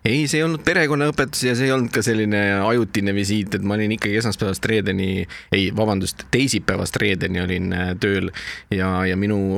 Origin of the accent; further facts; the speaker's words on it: South Estonia, Estonia; now in Tallinn, Estonia; ma tulin ära äh, Lõuna-Eestist Tallinnasse ja kui ma Tallinnasse ära kolisin